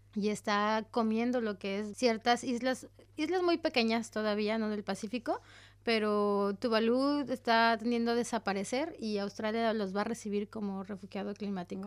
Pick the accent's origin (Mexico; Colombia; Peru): Mexico; moved away; Como decimos en México